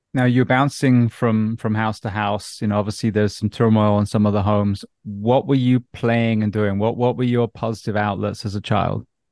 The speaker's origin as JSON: {"language": "English", "region": "England", "country": "United Kingdom", "tie": "born or raised there", "said": "being an English schoolboy"}